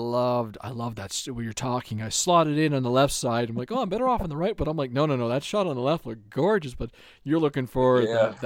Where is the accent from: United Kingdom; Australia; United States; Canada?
Canada; being a Canadian boy